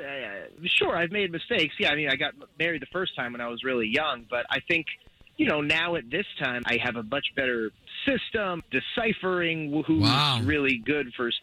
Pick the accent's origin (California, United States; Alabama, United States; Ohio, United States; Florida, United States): Florida, United States; Altamonte Springs; I'm from Altamont Springs.